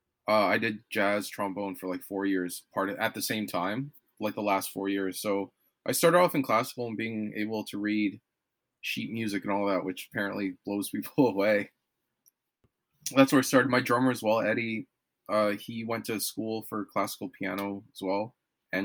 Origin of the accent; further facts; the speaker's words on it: Toronto, Ontario, Canada; moved away as an adult; also born or lived in Montreal; now in Vancouver, Canada; I'm from Toronto